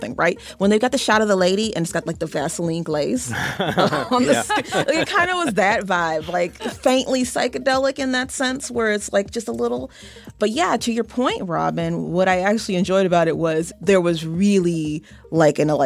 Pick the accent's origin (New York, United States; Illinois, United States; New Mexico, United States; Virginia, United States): Illinois, United States; Chicago; As a Chicagoan